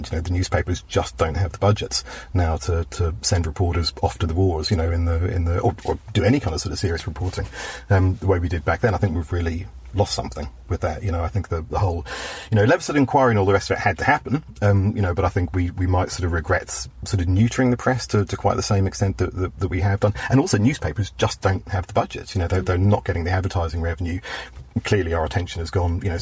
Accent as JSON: {"language": "English", "town": "Belfast", "region": "Northern Ireland", "country": "United Kingdom", "accent": "Belfast", "said": "whatever slight twinge of Belfast remains in my oh"}